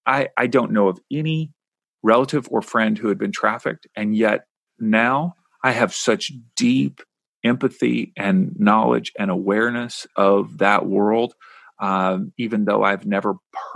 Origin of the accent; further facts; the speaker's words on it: Kentucky, United States; I grew up in Kentucky, so I understand the word gumption